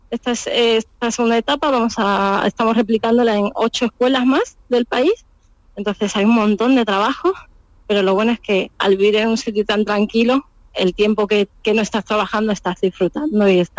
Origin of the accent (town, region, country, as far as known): Alájar, Andalusia, Spain; born or raised there; moved away as an adult; also born or lived in San Salvador, El Salvador / Austria; now in Ayampe, Ecuador